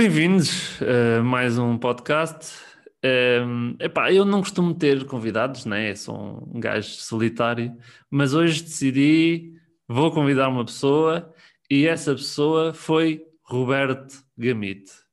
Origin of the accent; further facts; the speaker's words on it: Tomar, Centro, Portugal; eu sou de Tomar e fazia muitas vezes viagem de Tomar-Lisboa